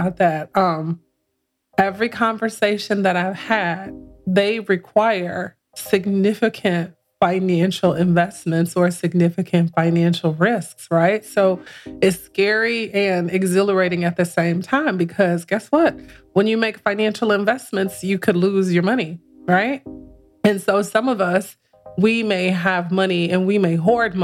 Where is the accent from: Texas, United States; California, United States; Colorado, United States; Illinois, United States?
Illinois, United States; Chicago; now in Atlanta, United States; I'm from Chicago